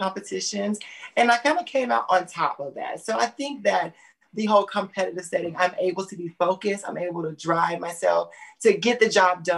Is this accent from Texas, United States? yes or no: no; Atlanta, Georgia, United States; moved away as an adult; also born or lived in Jacksonville, Florida; now in Los Angeles, United States; So I grew up in Atlanta, Georgia, and I also lived in Jacksonville, Florida.